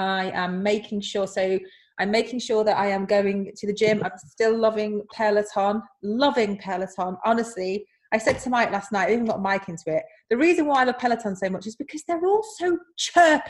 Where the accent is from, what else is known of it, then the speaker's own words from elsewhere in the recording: United Kingdom; As British people